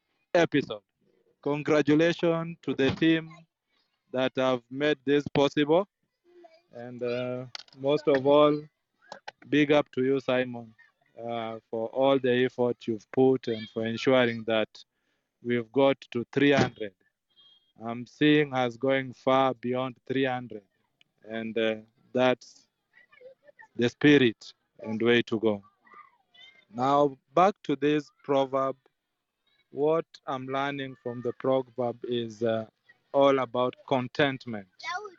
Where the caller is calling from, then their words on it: Kisumu, Kisumu County, Kenya; I'm …, joining from Kisumu, Kenya